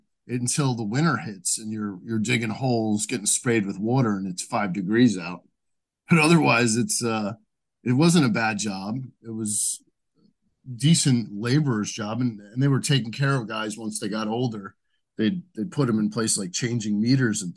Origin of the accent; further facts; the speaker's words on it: Edison, New Jersey, United States; I'm from New Jersey, and I'm still here. Yeah, I grew up in Edison on the border of Woodbridge